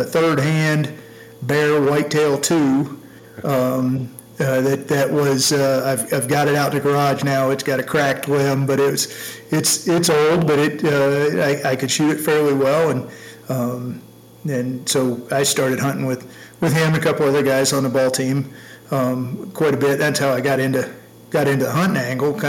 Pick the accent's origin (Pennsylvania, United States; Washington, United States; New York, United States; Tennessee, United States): Tennessee, United States; Knoxville; also born or lived in Michigan; now in Montana, United States; I grew up in Tennessee, in East Tennessee, actually in Knoxville, which is a pretty good-sized town